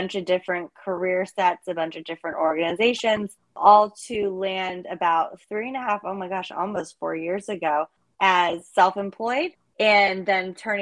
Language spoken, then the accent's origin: English; Northern Virginia, United States; I grew up in Northern Virginia